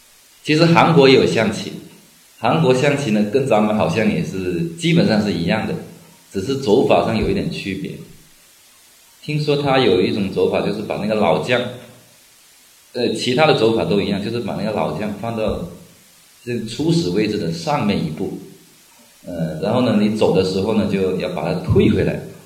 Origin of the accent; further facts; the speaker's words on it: China; 但是我们中国人非常聪明